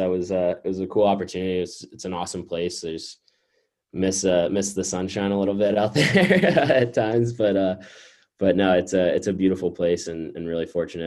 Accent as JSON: {"language": "English", "town": "Pittsburgh", "region": "Pennsylvania", "country": "United States", "tie": "born or raised there", "said": "I grew up in Pittsburgh, obviously. I'm 7 minutes away from campus."}